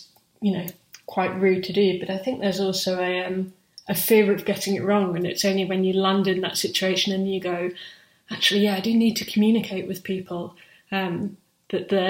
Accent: England, United Kingdom; first language English; now in London, United Kingdom; if you've grown up as an English speaker in England, as I did

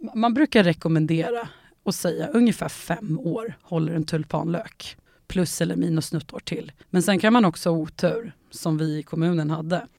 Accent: Enköping, Uppsala County, Sweden; jag är ju uppvuxen i Enköping

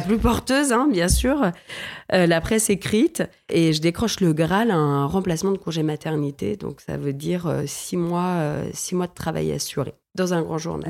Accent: Villefranche-sur-Saône, Auvergne-Rhône-Alpes, France; j'ai grandi dans le Beaujolais, dans une ville qui s'appelle Villefranche-sur-Saône, juste avant Lyon

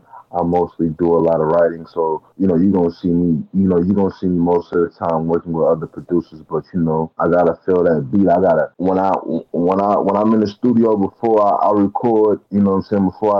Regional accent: Oakland, California, United States; You know, growing up in Oakland, you know, I've seen the good, I've seen the bad, I've seen a little bit of everything.

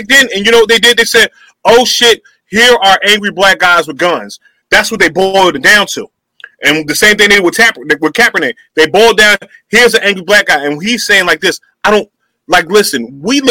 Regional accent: United States; I was born in the United States of America.

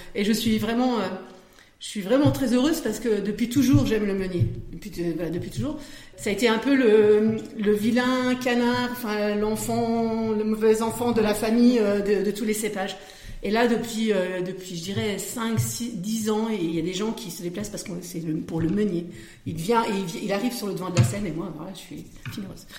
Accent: Vosges, Grand Est, France; moved away as an adult; now in Passy-sur-Marne, France; Je suis originaire de, des Vosges, où j'ai été coiffeuse pendant 10 ans

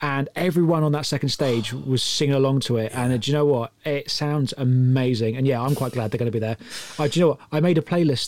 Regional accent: High Wycombe, South East England, United Kingdom; my own town there, or my hometown there

